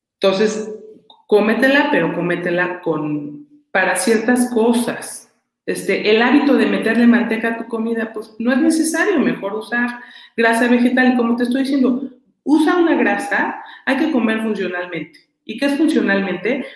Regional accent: Mexico; como mexicanos

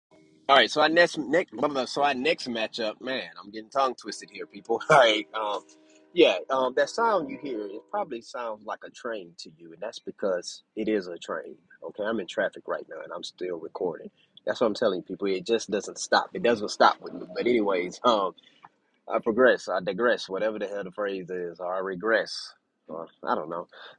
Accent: Texas, United States; hey, man, I'm a Texan.

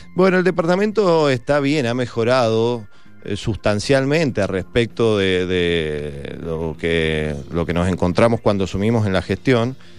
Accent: Mendoza, Argentina; los mendocinos vamos a tener otra instancia de votación

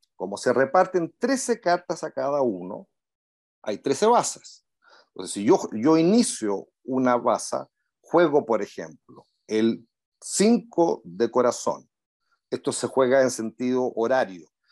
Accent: Punta Arenas, Magallanes and Chilean Antarctica, Chile; moved away as an adult; now in Santiago, Chile; Nací en Punta Arenas

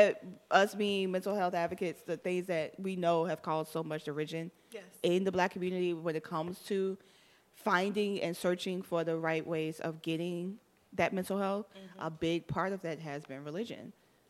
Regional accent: Miami, Florida, United States; I'm from Miami.

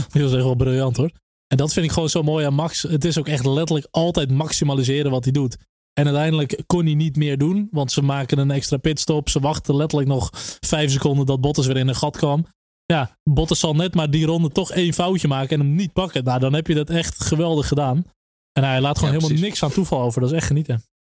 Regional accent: Netherlands; als Nederlanders

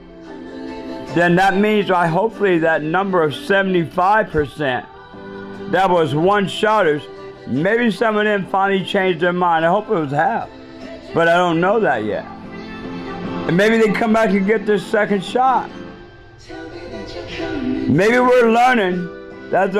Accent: United States; I'm an American.

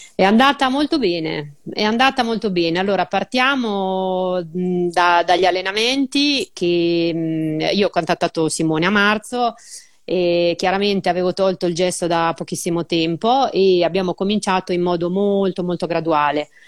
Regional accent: Urbino, Marche, Italy; vengo da Urbino

